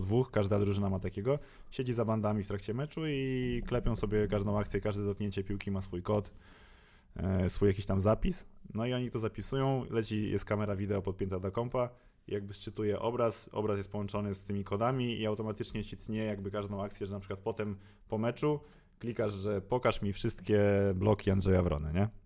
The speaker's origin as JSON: {"language": "Polish", "town": "Warsaw", "region": "Masovian Voivodeship", "country": "Poland", "said": "jestem z Warszawy"}